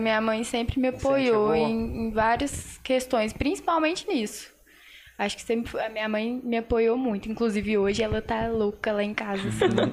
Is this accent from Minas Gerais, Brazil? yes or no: yes; Passa Tempo, Minas Gerais, Brazil; sou daqui de Passatempo